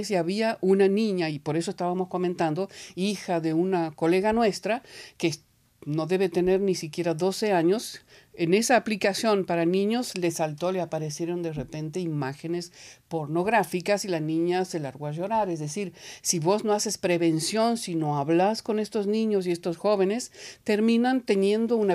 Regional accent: Argentina; now in Montreal, Canada; nosotros somos argentinos y emigrados, pero no inmigrantes.

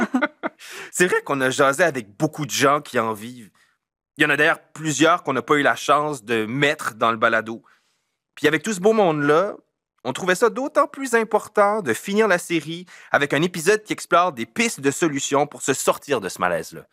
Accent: Acadians of south-east New Brunswick, Canada; On est des Acadiens du sud-est du Nouveau-Brunswick.

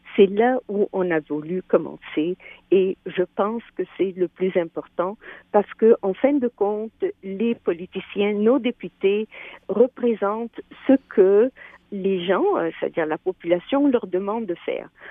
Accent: Quebec, Canada; nous sommes des Québécois, des Québécoises

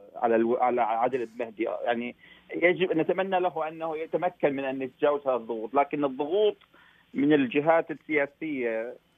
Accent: Iraq

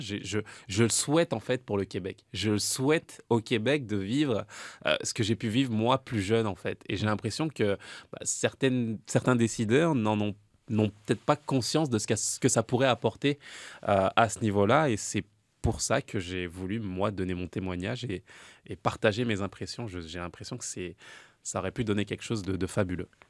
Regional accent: France; en tant que Français

